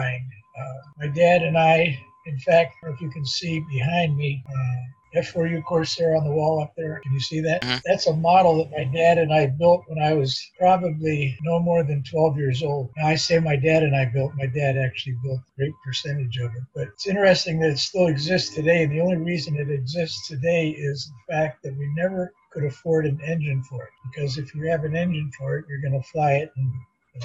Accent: Ohio, United States; moved away; also born or lived in Pittsburgh, Pennsylvania / Jacksonville, Florida; Born in Pittsburgh, basically grew up in Ohio.

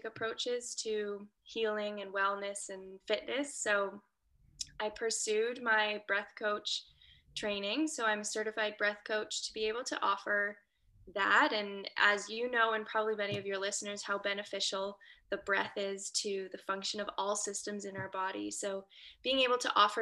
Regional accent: Waterloo, Ontario, Canada; now in a few hours north of Toronto, Canada; I'm a Canadian girl from Waterloo, Ontario.

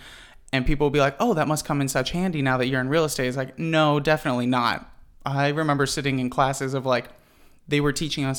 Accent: La Mesa, California, United States; I was actually born and raised in La Mesa. So I'm actually a San Diego native.

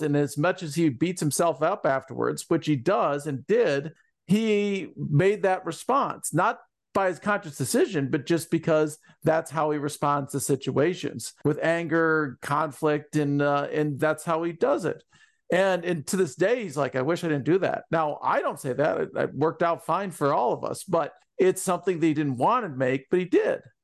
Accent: Ann Arbor, Michigan, United States; also born or lived in Columbus, Ohio / Marion, Ohio; my life growing up in Ann Arbor

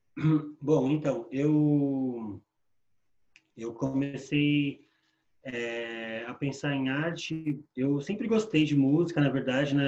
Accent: São Paulo, Brazil; Sou morador da Coab 2, lá do leste aqui em Itaquera

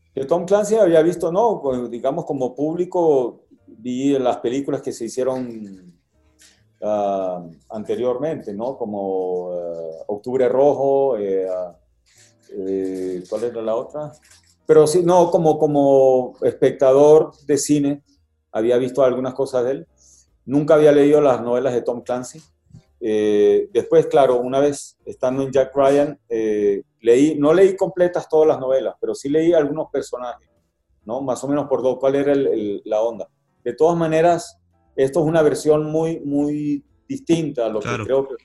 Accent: Venezuela; now in Mexico; siendo venezolano

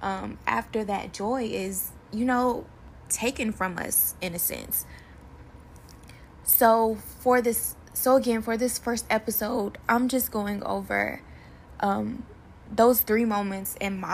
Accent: Macon, Georgia, United States; now in Kansas City, United States; I am originally from Macon, Georgia

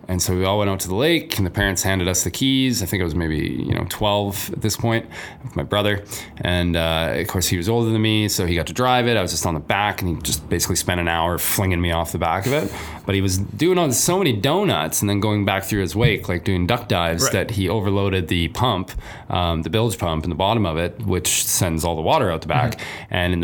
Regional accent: Toronto, Ontario, Canada; also born or lived in Canadian Prairies; I believe it or not, even growing up in Toronto and the prairies, I was a sea cadet for 9 years when I was a teenager.

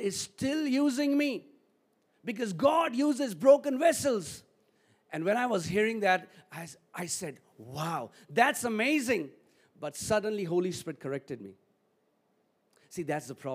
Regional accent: Delhi, India; I am from Delhi.

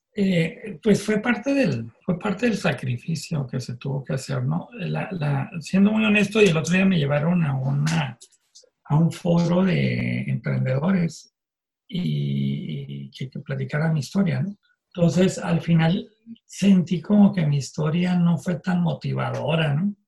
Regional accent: Tijuana, Baja California, Mexico; also born or lived in Mexicali; yo soy de Mexicali, yo nací en Mexicali, pero a los dos años mi familia se mudó a Tijuana

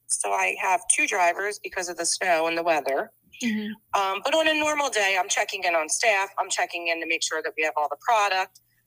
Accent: Bucks County, Pennsylvania, United States; we grew up outside in Bucks County

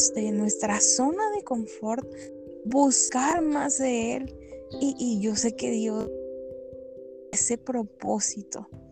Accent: Guadalajara, Jalisco, Mexico; soy de Guadalajara

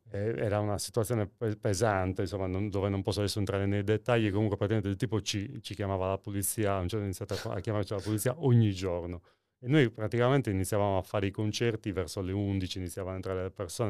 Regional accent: Nuoro, Sardinia, Italy; sono tornato in realtà nella, a Nuoro, nel, nel, mio paese natale

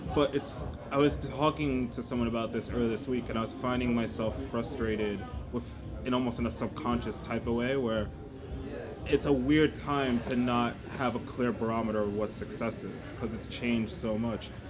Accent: Rockland County, New York, United States; also born or lived in London; mostly in Rockland County

